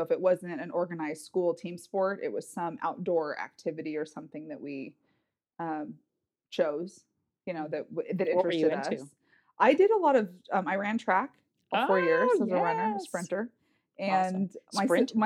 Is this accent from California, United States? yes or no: yes; Northern California, United States; also born or lived in Los Angeles, California; California kid. So I was born in Los Angeles, moved up to Northern California when I was about 7.